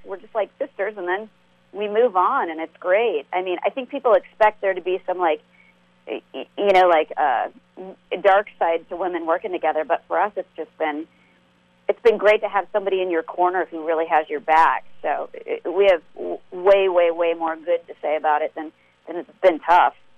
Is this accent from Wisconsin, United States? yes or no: no; Nebraska, United States; moved away; we're from Nebraska originally